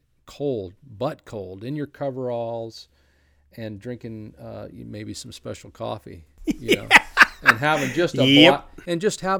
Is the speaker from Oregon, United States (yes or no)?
yes; Oregon, United States; I grew up in Northeast Oregon, as many of you know, and we fished in the Anthony Lakes area.